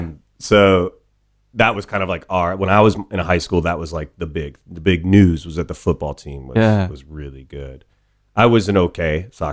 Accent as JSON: {"language": "English", "region": "Ohio", "country": "United States", "tie": "born or raised there", "said": "growing up in Ohio, it's like there's some obvious routes, and the obvious route that folks did where I grew up was you marry your high school sweetheart after college"}